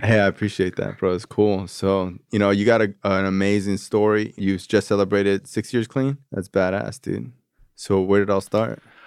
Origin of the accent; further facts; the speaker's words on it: Florida, United States; I'm from Florida